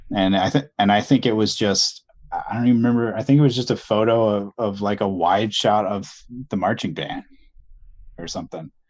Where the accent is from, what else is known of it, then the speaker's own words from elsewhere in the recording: Deltona, Florida, United States; moved away; I grew up in a, a town called Deltona, which always gets confused with Daytona